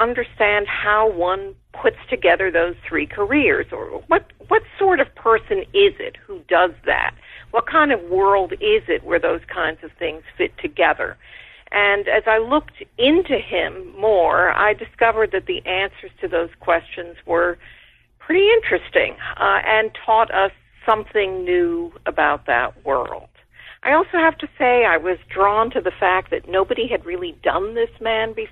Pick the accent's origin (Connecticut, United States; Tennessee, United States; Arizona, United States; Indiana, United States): Connecticut, United States; moved away as an adult; also born or lived in Cambridge, Massachusetts / New Haven, Connecticut; now in Buffalo, United States; I grew up in Connecticut